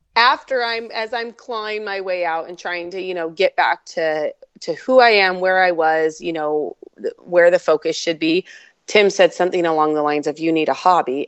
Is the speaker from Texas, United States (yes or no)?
no; Oregon, United States; now in central Washington, United States; originally born and raised in Oregon